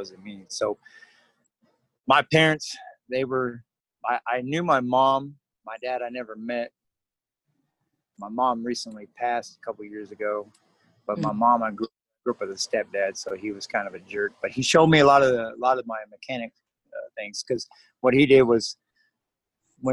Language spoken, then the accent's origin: English; Madera, California, United States; moved away as an adult; now in Lincoln, United States; I was born and raised in Madera, California